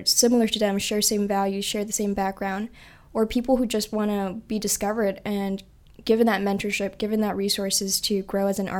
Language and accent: English; San Francisco, California, United States; I grew up born and raised in San Francisco